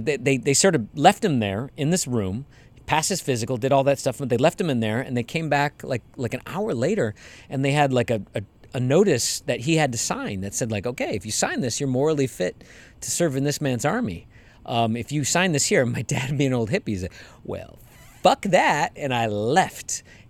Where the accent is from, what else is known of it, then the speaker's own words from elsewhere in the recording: Canada; I'm Canadian, apparently.